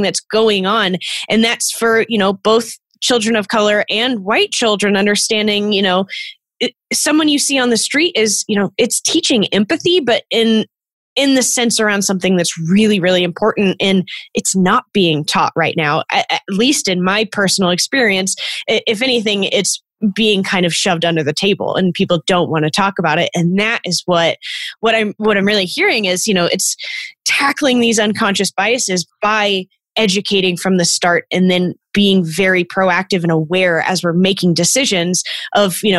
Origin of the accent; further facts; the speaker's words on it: Texas, United States; I grew up in Texas